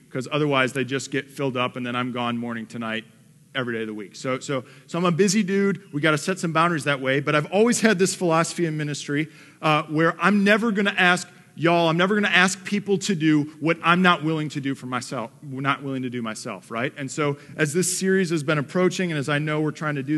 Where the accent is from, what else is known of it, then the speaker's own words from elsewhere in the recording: Detroit, Michigan, United States; moved away; I'm from the Motor City. Like, I'm from Detroit